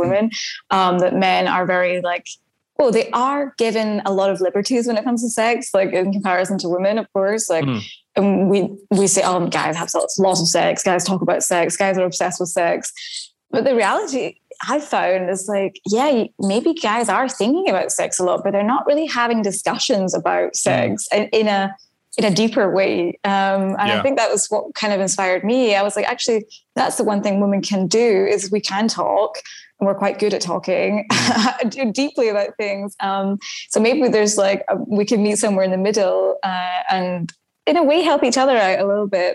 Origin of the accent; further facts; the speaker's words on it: Scotland, United Kingdom; now in Berlin, Germany; I'm from Scotland